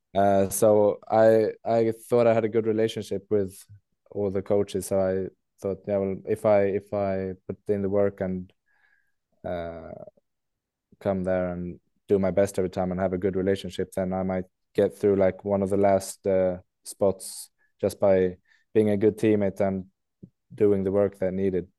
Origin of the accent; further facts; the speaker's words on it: Leksand, Dalarna County, Sweden; moved away as an adult; also born or lived in England; now in Skellefteå, Sweden; I'm actually born in England, so we moved to Sweden and Leksand when I was four years old